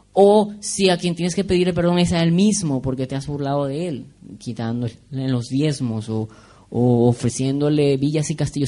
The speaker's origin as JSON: {"language": "Spanish", "country": "Venezuela", "moved": "yes", "said": "en Venezuela decimos kikiriwiki"}